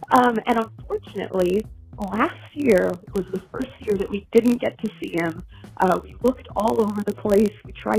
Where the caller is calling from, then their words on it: Garland, Texas, United States; I'm calling from Garland, Texas.